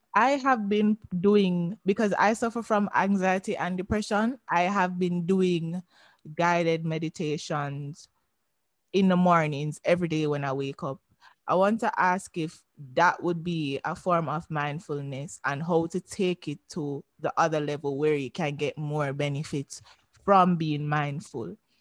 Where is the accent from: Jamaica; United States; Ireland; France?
Jamaica; I'm Jamaican